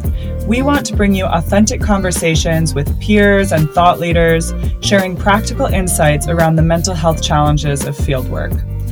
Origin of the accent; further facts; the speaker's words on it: Colorado, United States; moved away as an adult; also born or lived in California / Central America; I'm originally from Colorado.